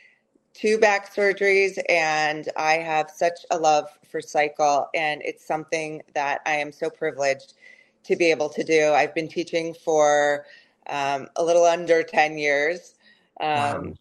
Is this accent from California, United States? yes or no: no; Colorado, United States; moved away as an adult; now in Chicago, United States; I live in Chicago. I'm originally from Colorado.